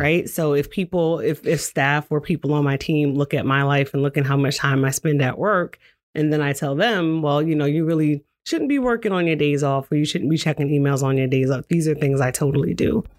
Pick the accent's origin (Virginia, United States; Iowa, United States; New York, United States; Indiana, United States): New York, United States; moved away as an adult; also born or lived in Washington, D.C.; now in Salem, United States; I'm originally from New York.